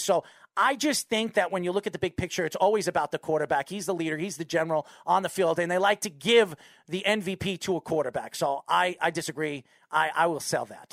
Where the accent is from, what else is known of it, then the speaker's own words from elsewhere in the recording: New York, United States; I'm from New York